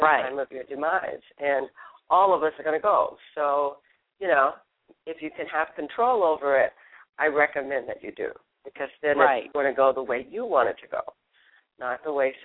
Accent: Louisiana, United States; moved away as an adult; also born or lived in Texas / New York / St. Thomas, U.S. Virgin Islands / Nashville; raised in Louisiana

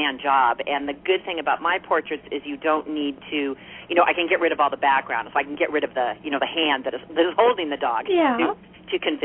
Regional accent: Arcadia, California, United States; I grew up in Arcadia

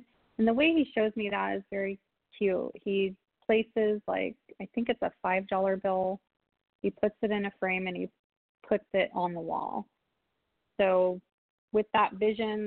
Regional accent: San Diego, California, United States; now in Wisconsin, United States; San Diego, my hometown

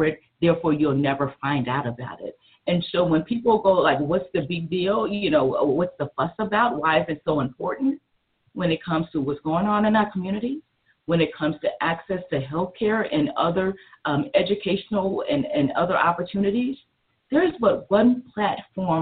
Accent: South Carolina, United States; I'm from South Carolina

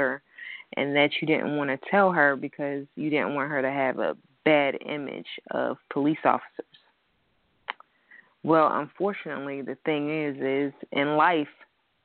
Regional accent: New York, United States; we're all from New York

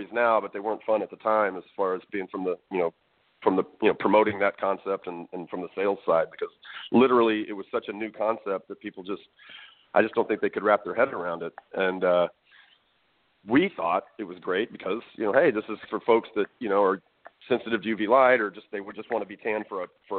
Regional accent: Dallas, Texas, United States; also born or lived in North Carolina; Born and raised in Dallas, Texas

